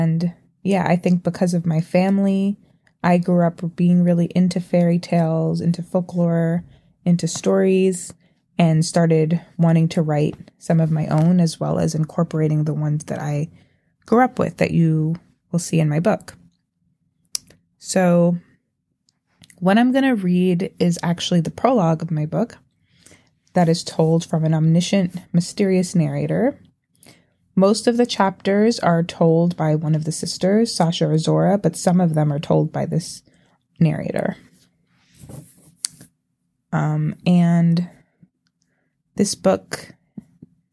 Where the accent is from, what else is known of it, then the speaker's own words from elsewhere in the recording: New York City, New York, United States; I grew up in Brooklyn to a Trinidadian mother and a Jamaican father